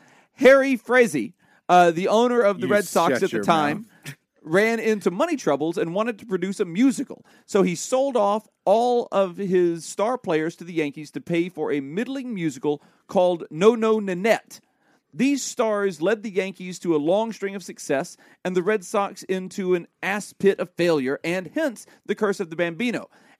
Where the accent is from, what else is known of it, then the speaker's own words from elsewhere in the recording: Canada; I'm a Canadian mukak, so does that make me a mukanuck?